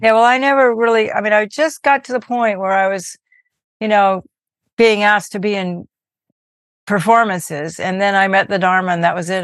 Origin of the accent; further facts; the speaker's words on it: Berkeley, California, United States; I grew up in Berkeley, California, most of my life